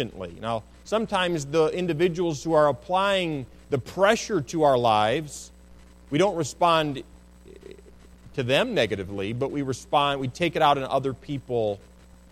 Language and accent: English; United States; as American citizens